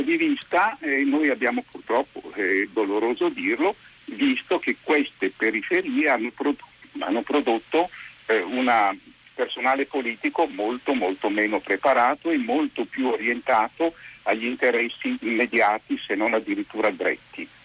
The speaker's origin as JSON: {"language": "Italian", "town": "Milan", "region": "Lombardy", "country": "Italy", "moved": "as an adult", "said": "Io poi sono milanese"}